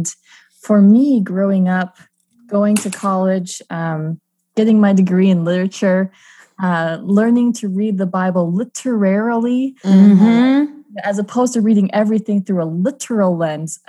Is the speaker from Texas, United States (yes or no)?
no; Minnesota, United States; now in Austin, United States; I'm a Midwest gal by heart. I grew up in Minnesota.